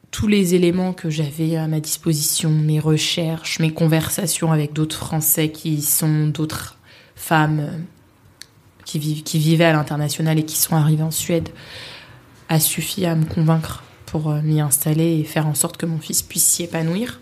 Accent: Paris, Île-de-France, France; moved away as an adult; also born or lived in Sweden; j'y ai vécu jusqu'à mes 28 ans maintenant. Mhm. Euh, je pense que j'aimerais toujours Paris. Mhm. Je suis née à Paris

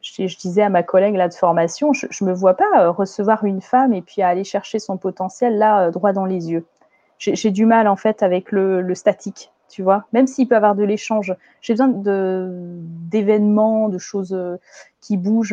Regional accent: France; moi, je suis née en France, j'ai une culture française.

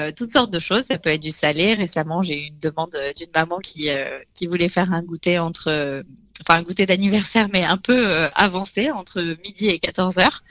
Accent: Nice, Provence-Alpes-Côte d'Azur, France; je suis née à Nice, donc on a, j'ai appris toutes les, recettes de cuisine niçoise possibles et inimaginables

